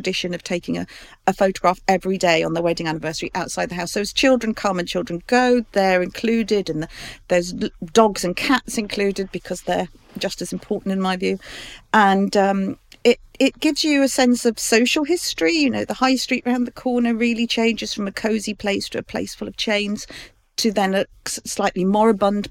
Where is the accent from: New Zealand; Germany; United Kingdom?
United Kingdom; London; I grew up in Fulham, off the Fulham Road.